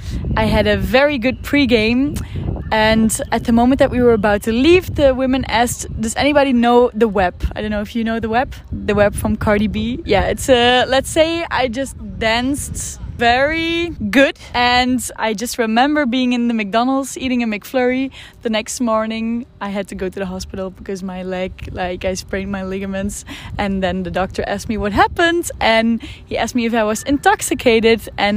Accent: Belgium; now in Australia; I'm from Belgium

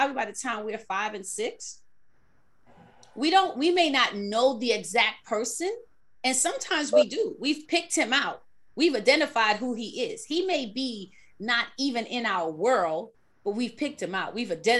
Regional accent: New York, United States; a native New Yorker like me.

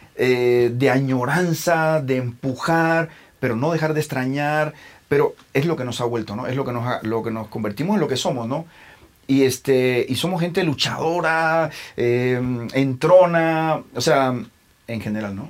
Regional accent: Cuba; moved away as an adult; also born or lived in Milan, Italy; now in Mexico; soy cubano, pero y por más que crecí en Cuba, bueno, me salí muy joven, me salí a los 22 y me fui a vivir a Italia, a Milán

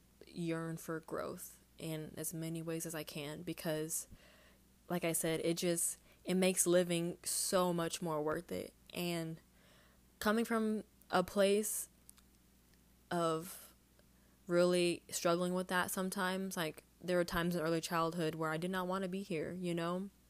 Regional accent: Houston, Texas, United States; I think that growing up in Houston was hard, and that was something I never understood

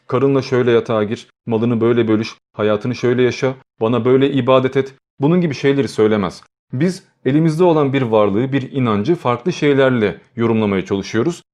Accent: Turkey; biz Türkiye'de yaşıyoruz, Türk'üz, Türkçe konuşuyoruz, hayatımız Türkçe ile geçiyor ve Türk okullarına gidiyoruz.

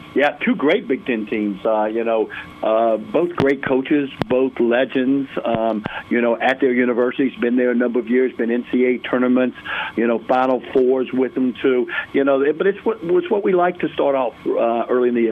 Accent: Greensboro, North Carolina, United States; now in Durham, United States; Growing up in Greensboro, and then uh, been in Durham for for so long

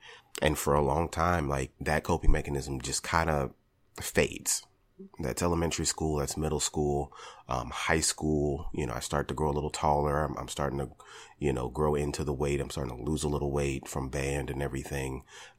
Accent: Richmond, Virginia, United States; also born or lived in California; I was born in California on a military base in Northern California. When I was about 9 years old, my parents decided we were going to move to Richmond.

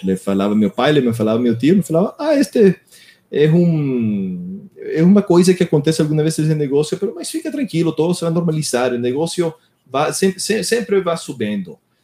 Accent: Miami, Florida, United States; Portuguese is a second language; moved away as an adult; now in Brazil; eu nasci em Miami, Flórida. Eu cresci nos Estados Unidos

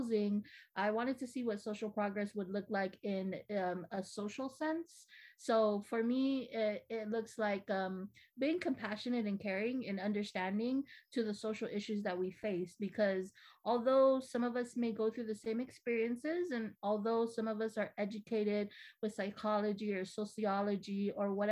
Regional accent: Ordot, Guam; moved away as an adult; now in San Diego, United States; I was born and raised on Guam. I'm from the village of Ordot

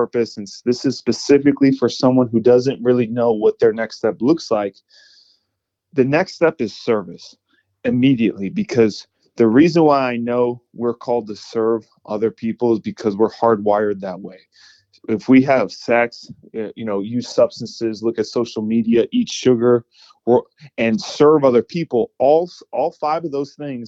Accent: Cleveland, Ohio, United States; now in Tampa, United States; I'm from Cleveland, Ohio

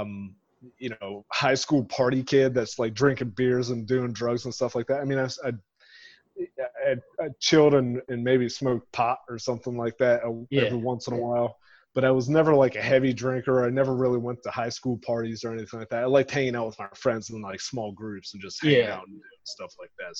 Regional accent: Grove City, Ohio, United States; I grew up in a suburb of Columbus. It's called Grove City in Ohio

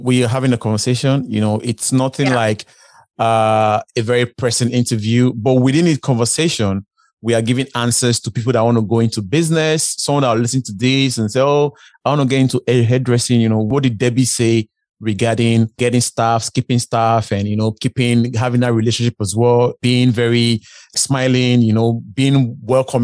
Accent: Nigeria; moved away; I'm originally from Africa, Nigeria

